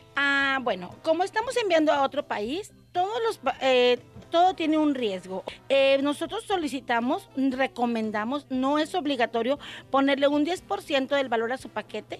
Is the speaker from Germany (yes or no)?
no; Monterrey, Nuevo León, Mexico; yo soy de Monterrey, Nuevo León